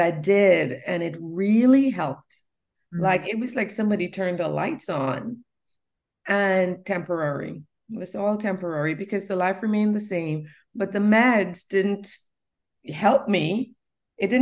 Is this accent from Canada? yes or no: no; Trinidad & Tobago; also born or lived in New York City; now in North Carolina, United States; I came from Trinidad, a third world nation